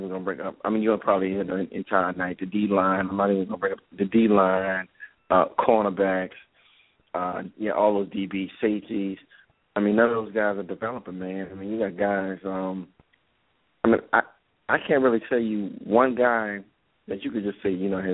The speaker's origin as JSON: {"language": "English", "town": "New Orleans", "region": "Louisiana", "country": "United States", "tie": "born or raised there", "said": "I grew up in New Orleans"}